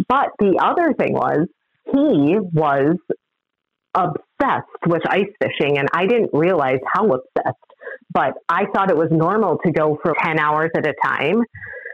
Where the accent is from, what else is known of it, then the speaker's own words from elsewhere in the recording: Illinois, United States; born there; I don't admit to most people that I was born in Illinois, but in Illinois, and I'm not a Bears fan